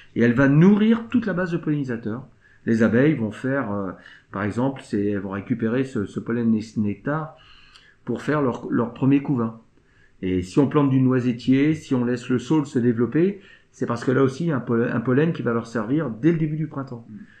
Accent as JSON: {"language": "French", "town": "Saint-Lunaire", "region": "Brittany", "country": "France", "tie": "born or raised there", "also_born_or_lived": "Pleurtuit", "said": "je suis natif de Saint-Lunaire, je n'ai pas toujours habité à Saint-Lunaire. Je suis revenu en 2014"}